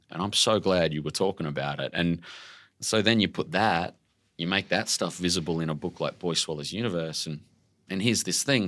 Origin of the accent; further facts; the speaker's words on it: Brisbane, Queensland, Australia; your hometown, like your home suburb, and, and we lived in this little shitbox housing commission, red brick home, raised by my dad